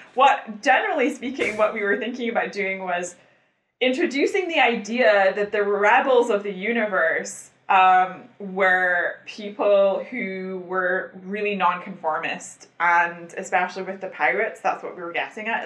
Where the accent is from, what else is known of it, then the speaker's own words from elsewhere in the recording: Scotland, United Kingdom; I'm Scottish